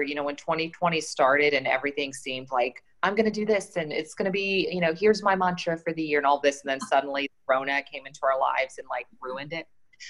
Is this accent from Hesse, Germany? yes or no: yes; Frankfurt, Hesse, Germany; now in Charlotte, United States; I grew up in Germany, around Frankfurt. My dad was military. My mom's German.